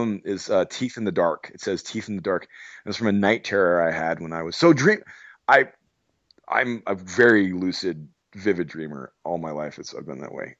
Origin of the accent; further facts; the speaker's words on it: Arizona, United States; I'm from Arizona